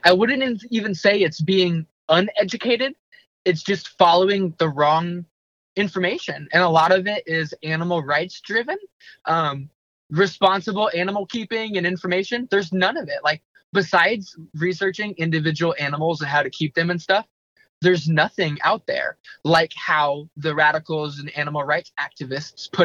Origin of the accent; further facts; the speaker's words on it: Oklahoma, United States; I grew up in Oklahoma.